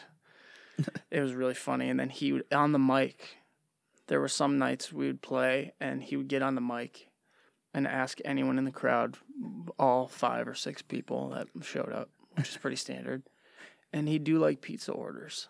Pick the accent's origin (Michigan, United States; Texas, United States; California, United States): Michigan, United States; Livonia; also born or lived in Westland, Michigan; Born and raised in Livonia, Michigan